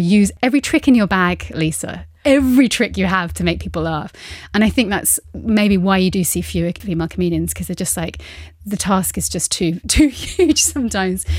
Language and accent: English; United Kingdom; now in Luxembourg; I'm being a British woman, I, I am now half Luxembourgish.